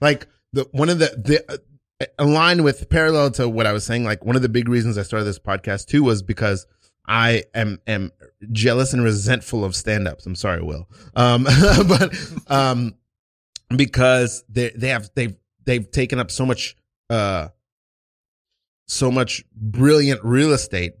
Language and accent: English; New York, United States; moved away; also born or lived in Port Charlotte, Florida; I'm from New York, but I was in high school in, you know, Port Charlotte, Florida.